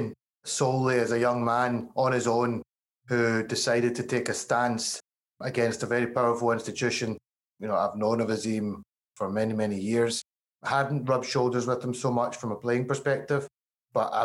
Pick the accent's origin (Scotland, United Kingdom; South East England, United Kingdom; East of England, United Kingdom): Scotland, United Kingdom; Glasgow; accent: Glasgow; you can tell by my accent, Glasgow, born and bred, I'm very much Scottish